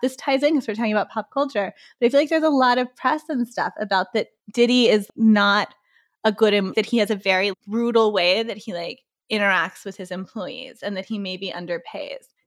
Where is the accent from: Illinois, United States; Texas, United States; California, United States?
Texas, United States; Waco; also born or lived in Dallas, Texas; I was born in Dallas, but as somebody who grew up in Waco, Texas